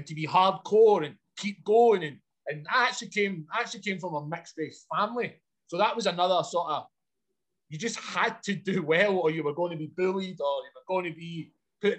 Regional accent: Glasgow, Scotland, United Kingdom; I grew up in a place called Glasgow, which is a large city in Scotland

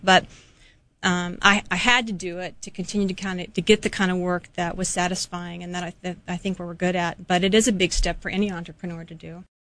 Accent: Temple City, California, United States; moved away as an adult; also born or lived in Australia; now in Hawaii, United States; I was born in Southern California and was raised there in a small community called Temple City.

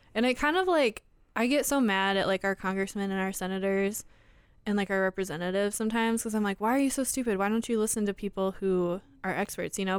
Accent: Iowa, United States; we're both from Iowa

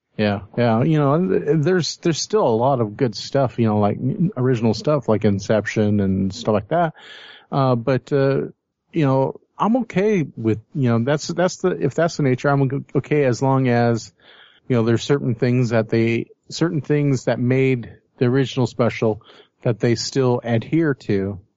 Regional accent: Fresno, California, United States; we're from Fresno

